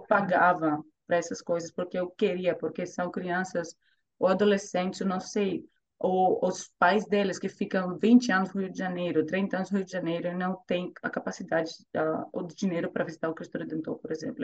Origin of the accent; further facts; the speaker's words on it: Thessaloniki, Central Macedonia, Greece; accent: Greek; Portuguese is a second language; moved away as an adult; now in Zurich, Switzerland; cresci em Grécia, né? Cresci na Grécia